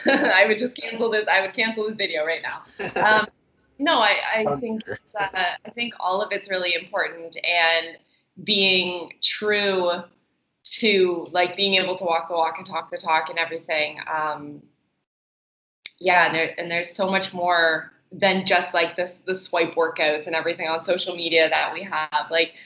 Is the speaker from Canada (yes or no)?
yes; Canada; So because I'm from Canada, I was able to travel to Cuba a lot.